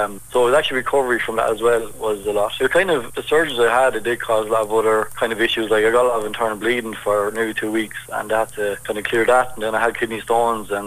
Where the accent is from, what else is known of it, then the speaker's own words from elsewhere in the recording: Ireland; being Irish